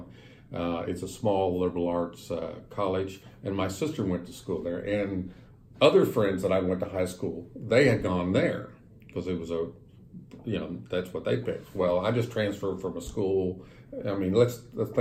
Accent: Breckinridge County, western Kentucky, United States; now in Texas, United States; I was born in a little county called Breckinridge County in western Kentucky, 60 miles west of Louisville. It was a farm community when I was born in 1955.

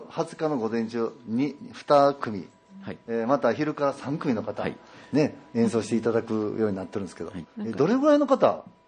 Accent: Ikoma, Nara, Japan; now in Yoshino, Japan; 実は私も吉野で生まれ育って、あの生まれまして、小学校3年生の時にね、あの、生駒の方に引っ越してから

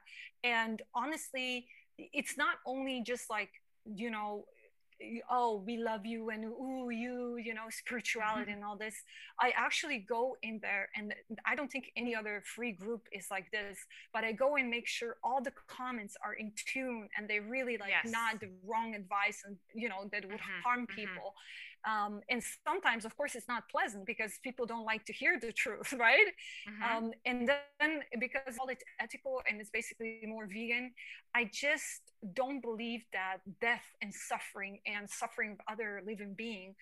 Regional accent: New York City, New York, United States; me growing up in Manhattan, I'm blunt

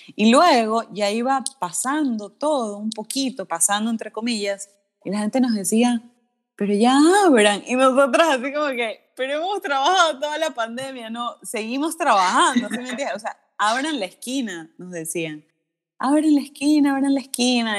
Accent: Guayaquil, Guayas, Ecuador; soy de Guayaquil

